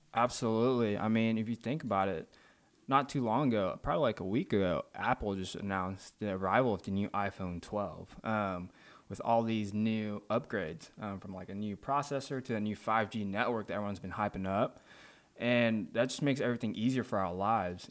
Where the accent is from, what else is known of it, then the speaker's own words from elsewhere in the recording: Malaysia; moved away; also born or lived in Saint Louis, Missouri, United States; I'm originally from Malaysia. Um, I was born there and raised there until I moved to Saint Louis in two thousand nine.